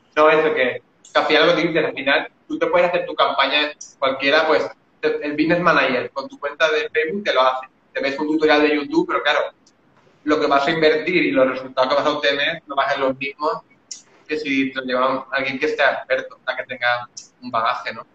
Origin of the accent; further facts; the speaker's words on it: Valencia, Valencian Community, Spain; tengo 37 años, soy de Valencia